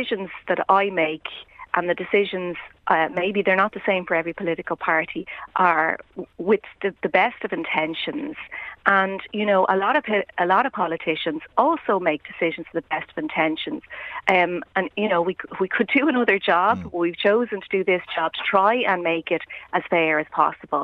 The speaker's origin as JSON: {"language": "English", "country": "Ireland", "said": "as Irish people."}